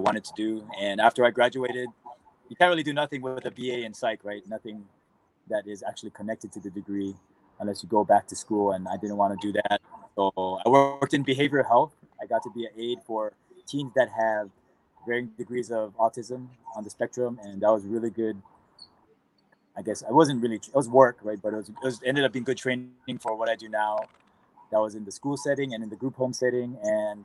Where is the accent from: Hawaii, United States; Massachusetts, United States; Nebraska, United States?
Hawaii, United States; Aiea; I grew up in Oahu, in Hawaii, a city named Aiea, which is fairly close to Pearl Harbor.